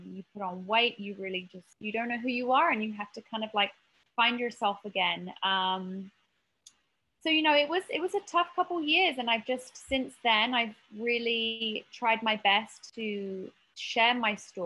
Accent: United Kingdom; moved away as an adult; also born or lived in Marina Del Rey, United States; now in United States; I grew up just outside of London

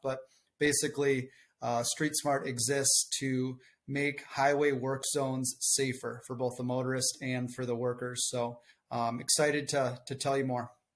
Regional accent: southern Minnesota, United States; accent: thick Minnesotan; I'm just a farm kid from southern Minnesota

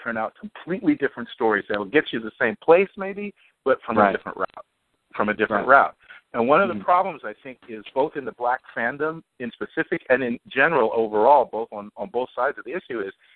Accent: United States; I grew up black in the United States.

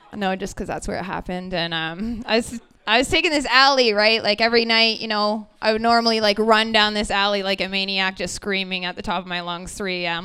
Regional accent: Brantford, Ontario, Canada; I'm from Brantford, Ontario

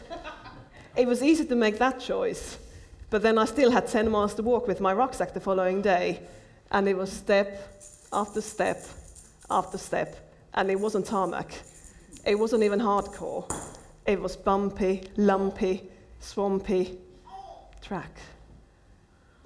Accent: Finland; I'm from Finland

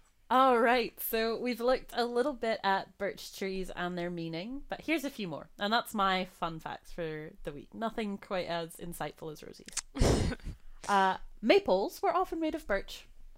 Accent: United States; now in Scotland, United Kingdom; I was raised in America

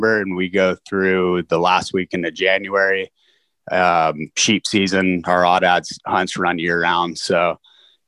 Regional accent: South Texas, United States; being from that part of the state

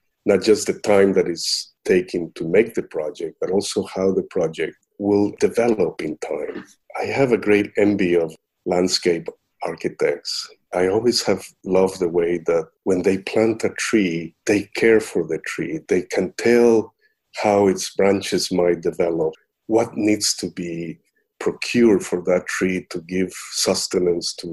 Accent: Costa Rica; moved away; I'm originally from Costa Rica

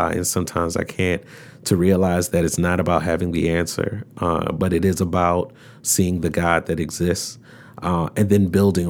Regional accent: Baltimore, Maryland, United States; Had a very diverse experience growing up in Baltimore.

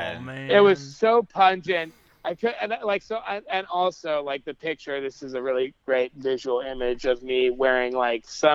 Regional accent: Southwest, United States; growing up in the Southwest

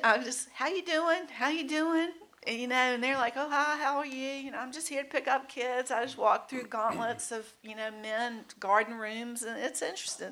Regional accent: Mechanicsville, Virginia, United States; I grew up, we both grew up in Mechanicsville. I grew up in Studley

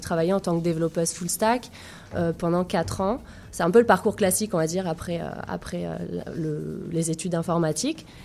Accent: France; moved away; also born or lived in Montpellier; je viens de la France

